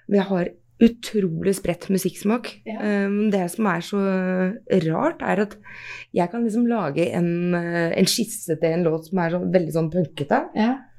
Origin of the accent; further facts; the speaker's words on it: Norway; Vi er nordmenn, ikke sant, så vi, blir, litt, vi blir litt sånn, da.